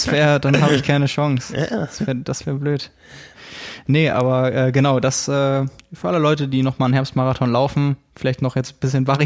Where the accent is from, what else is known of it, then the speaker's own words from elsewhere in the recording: Lübeck, Schleswig-Holstein, Germany; jetzt, wo es das schon seit letztem Jahr in meiner Heimatstadt gibt, hier nebenan in Lübeck